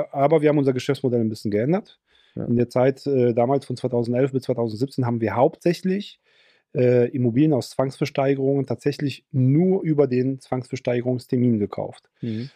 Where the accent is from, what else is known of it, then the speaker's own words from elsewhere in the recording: Ruhr area, North Rhine-Westphalia, Germany; bei uns im Ruhrgebiet